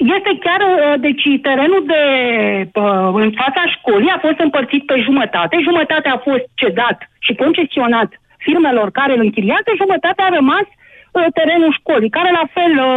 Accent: Craiova, Dolj, Romania; Eu sunt din Craiova

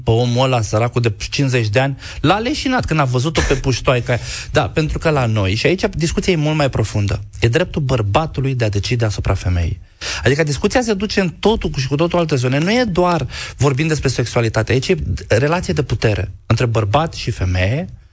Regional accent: Galați, Galați County, Romania; moved away; eu sunt gălățean.

